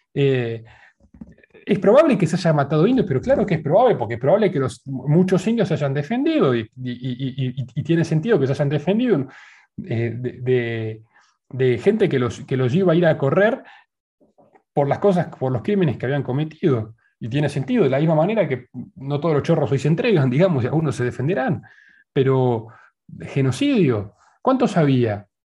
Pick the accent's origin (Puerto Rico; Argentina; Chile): Argentina